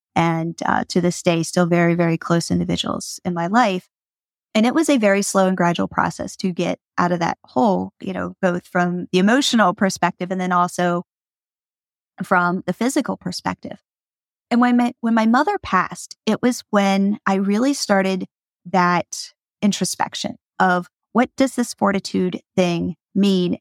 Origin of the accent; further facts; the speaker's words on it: Pennsylvania, United States; I grew up in Pennsylvania